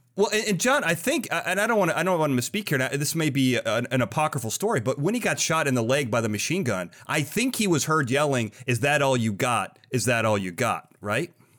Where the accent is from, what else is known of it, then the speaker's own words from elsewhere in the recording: Illinois, United States; I grew up in Illinois right next to a town called Lyle